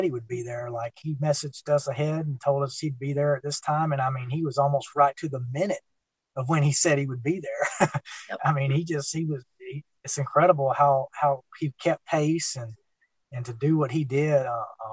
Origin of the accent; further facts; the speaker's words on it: Florida, United States; right here in my home state